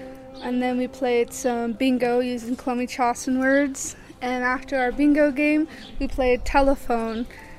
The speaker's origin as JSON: {"language": "English", "area": "Lummi", "region": "Washington", "country": "United States", "said": "I'm from Lummi, and I am one of the …."}